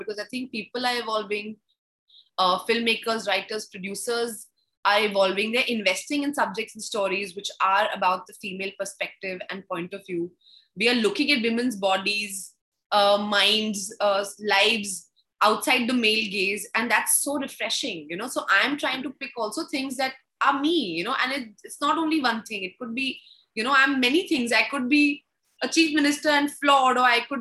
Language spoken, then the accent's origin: English; Delhi, India; C14 Kalka ji. That's my vibe. So that's where my first home was